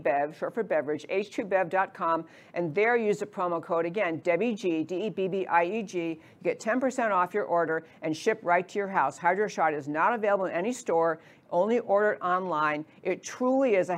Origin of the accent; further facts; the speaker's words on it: New York, United States; I grew up in New York, so I talk pretty fast.